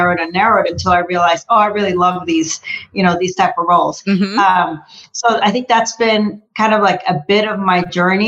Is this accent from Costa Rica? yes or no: yes; Costa Rica; English is a second language; moved away; I'm originally from Costa Rica. So, you know, definitely English is my second language